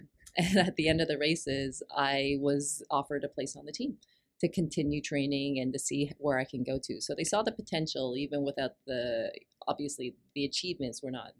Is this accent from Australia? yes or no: no; Hong Kong; born there; So I had finished university and moved over to Hong Kong. I was born in Hong Kong.